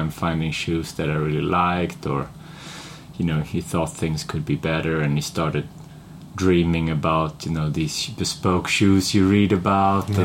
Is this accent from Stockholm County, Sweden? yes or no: yes; Stockholm, Stockholm County, Sweden; moved away as an adult; also born or lived in England; I wasn't really looking to leave Sweden or Stockholm. I was quite happy with my hometown